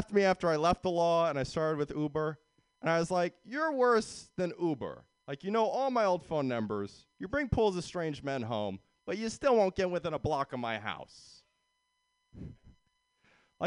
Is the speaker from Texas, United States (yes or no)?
no; San Jose, California, United States; also born or lived in Sweden; I'm from San Jose